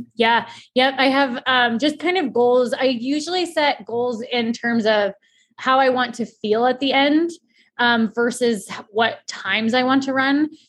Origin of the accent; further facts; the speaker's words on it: Colorado, United States; I'm from Colorado and the trails are right in my backyard.